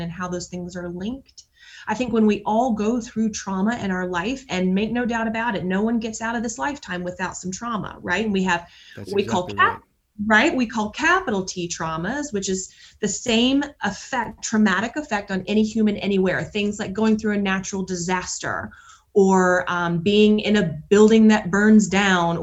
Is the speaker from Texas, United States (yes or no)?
no; Atlanta, Georgia, United States; now in Nashville, United States; I'm from Atlanta, Georgia, and moved to Nashville in 1998